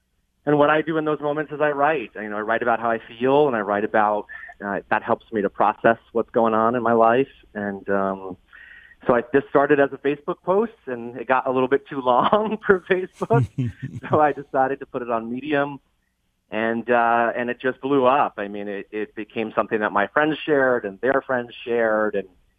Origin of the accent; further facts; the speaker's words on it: New York City, New York, United States; I grew up on Staten Island in New York City.